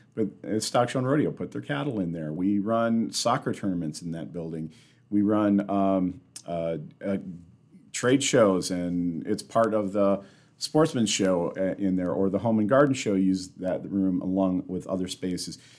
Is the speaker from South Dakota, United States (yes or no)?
yes; Sioux Falls, South Dakota, United States; moved away as an adult; now in Rapid City, United States; I'm actually from Sioux Falls